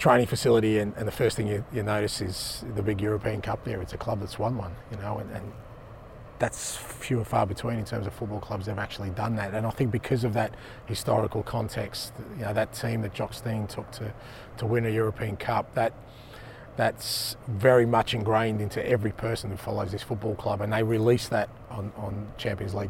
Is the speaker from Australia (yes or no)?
yes; Australia; moved away as an adult; also born or lived in Japan; now in Glasgow, United Kingdom; Being Australian